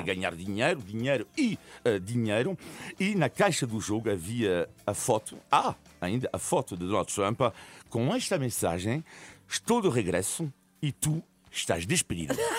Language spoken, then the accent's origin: Portuguese; France; eu nasci em França de, de, de, de, origem italiana